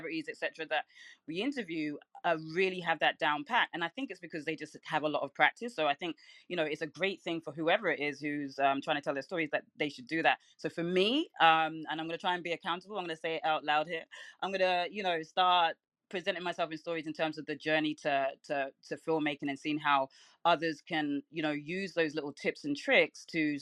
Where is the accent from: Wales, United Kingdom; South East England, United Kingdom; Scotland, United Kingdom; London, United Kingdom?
London, United Kingdom; now in Brooklyn, United States; I'm from London, but I live in Brooklyn